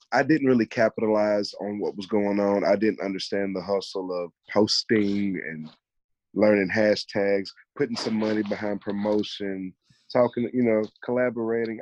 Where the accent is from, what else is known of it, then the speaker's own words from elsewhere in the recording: Mobile, Alabama, United States; growing up in Mobile